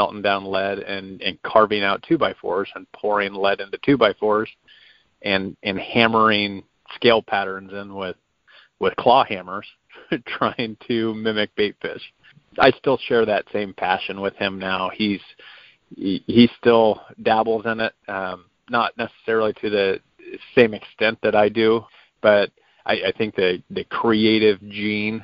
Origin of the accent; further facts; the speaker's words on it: Crescent City, California, United States; I actually grew up in Crescent City, California, and grew up with a very strong influence of saltwater fishing